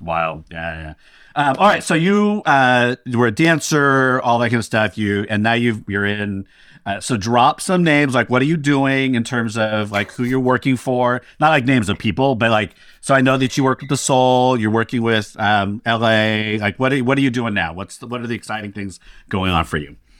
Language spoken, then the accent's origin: English; Sacramento, California, United States; also born or lived in Stockton, California; Sacramento and Stockton are my hometowns.